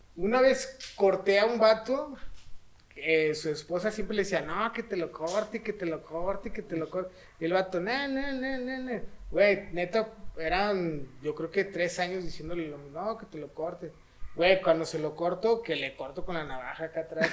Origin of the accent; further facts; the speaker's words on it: Mexico; tenemos una tarea bien chingona, este, como mexicanos